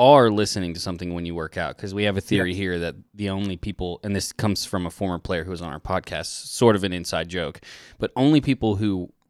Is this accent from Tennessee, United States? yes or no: yes; Nashville, Tennessee, United States; also born or lived in Atlanta; I was born in West Paces Ferry. I was born in Atlanta. I grew up in Nashville